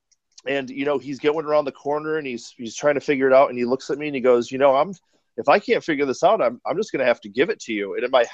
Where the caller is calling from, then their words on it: Portland, Oregon, United States; I'm calling from Portland, Oregon.